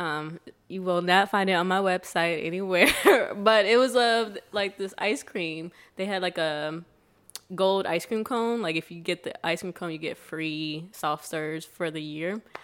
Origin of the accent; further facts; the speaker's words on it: Sandusky, Ohio, United States; now in Chicago, United States; Ohio, Sandusky, Ohio